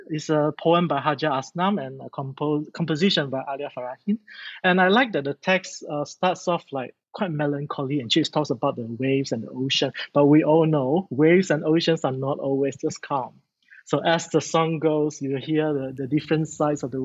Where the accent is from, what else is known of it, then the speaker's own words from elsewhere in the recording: Malaysia; I'm so proud of being a Malaysian